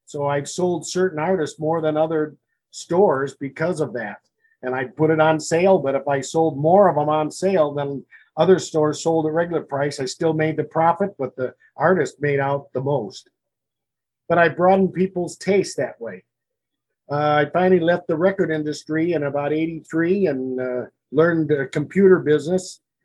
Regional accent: Elgin, Illinois, United States; also born or lived in Bloomington-Normal, Illinois; I love Elgin. I'm born and raised in Elgin, born at Sherman Hospital, and then grew up here all my life, even before they had preschool. I went to Kitty College, which was on the corner of, it was over on East Chicago Street.

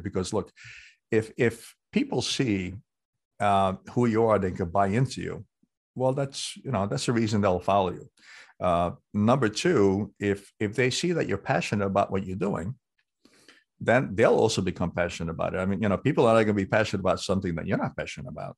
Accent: New York City, New York, United States; growing up in New York City on the streets

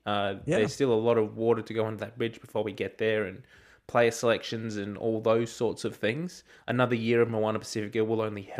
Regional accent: Australia; And I don't think, as an Australian fan, it would have been great to get the victory there in Australia A.

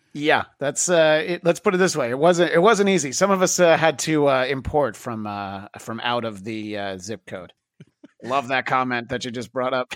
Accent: Greenwood Lake, New York, United States; moved away as an adult; now in Los Angeles, United States; I've lived in L A for twenty years, but I did grow up in the rural suburbs of, uh, New York City. Uh, a small former resort town called Greenwood Lake, New York

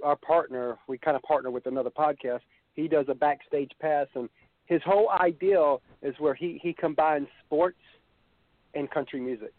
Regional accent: Savannah, Georgia, United States; I'm from Savannah, basically.

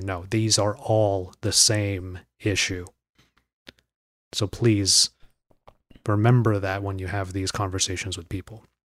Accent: United States; Being Asian American myself

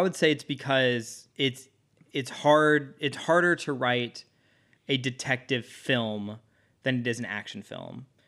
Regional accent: Dallas, Texas, United States

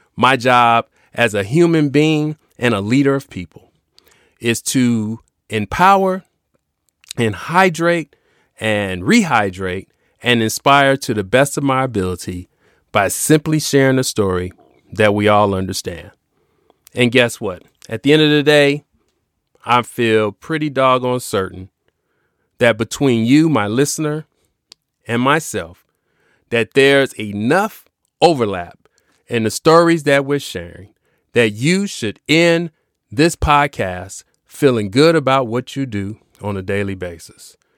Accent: Chicago, Illinois, United States; As a kid growing up in Chicago

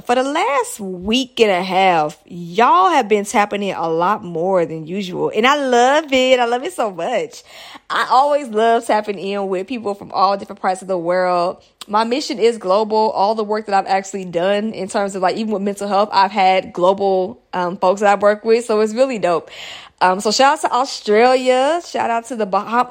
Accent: United States; United States, that's my home country

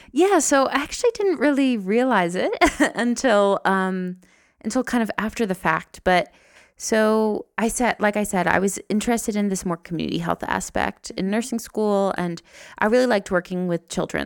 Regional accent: New Jersey, United States; moved away as an adult; now in Rwanda; I'm from New Jersey

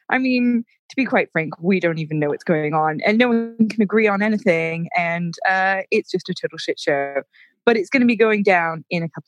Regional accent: United States; moved away as an adult; now in United Kingdom; I know, I know that long, right? Um, and my accent, I go, I do quote go quite English because I've been over here for so long. But then as soon as I speak to an American, I do go more

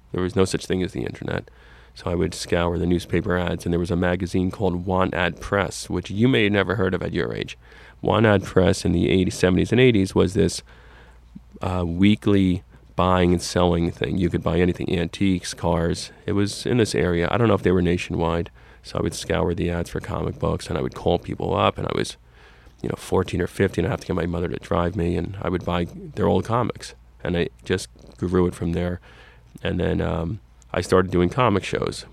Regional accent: Fair Lawn, New Jersey, United States; I grew up in Fairlawn, New Jersey, in Bergen County

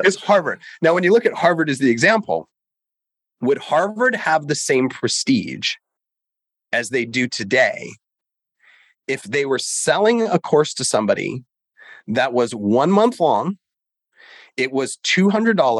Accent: Canada; I grew up in Canada

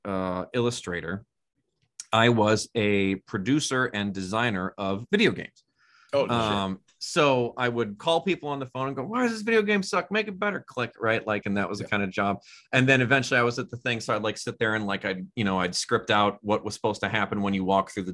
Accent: a suburb north of Milwaukee, Wisconsin, United States; I grew up in a suburb north of Milwaukee, Wisconsin.

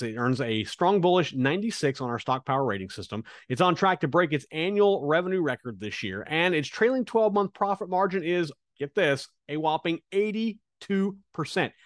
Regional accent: Kansas, United States; now in South Florida, United States; I'm from Kansas

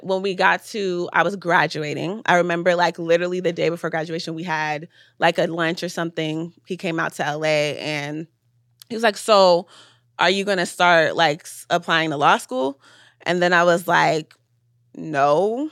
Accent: Atlanta, Georgia, United States; I was born in Atlanta

